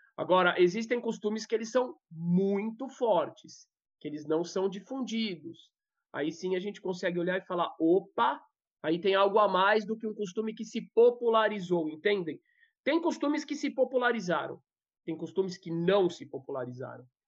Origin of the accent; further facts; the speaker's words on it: Brazil; eu sou primeira geração nascida no Brasil